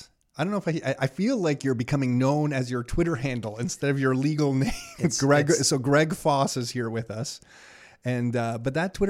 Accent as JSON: {"language": "English", "town": "Montreal", "region": "Quebec", "country": "Canada", "tie": "born or raised there", "said": "being growing up in Montreal and living here"}